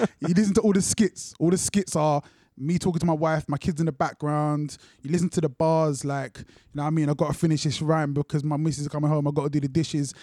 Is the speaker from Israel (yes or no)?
no; London, United Kingdom; also born or lived in Luton; I grew up in Brixton, but at that time I was in Luton.